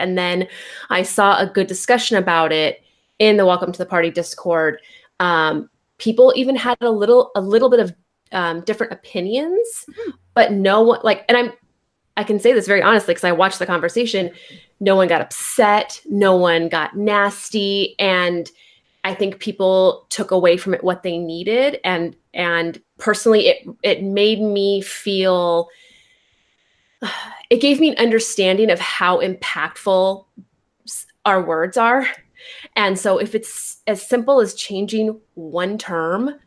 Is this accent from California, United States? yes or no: yes; California, United States; I'm from California